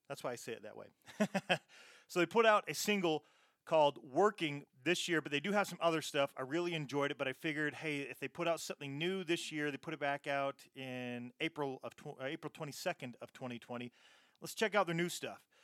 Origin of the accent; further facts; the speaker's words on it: Utah, United States; I'm just from Utah